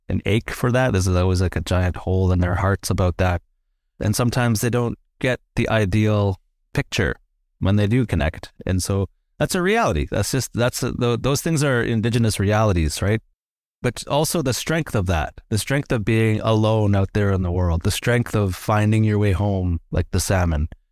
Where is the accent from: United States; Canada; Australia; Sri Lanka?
Canada; Lytton, British Columbia; I was growing up in Lytton